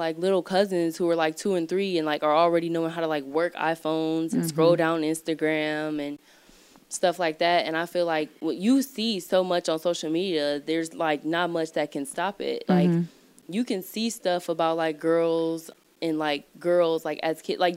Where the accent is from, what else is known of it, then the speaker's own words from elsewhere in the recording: Twinsburg, Ohio, United States; Growing up in Twinsburg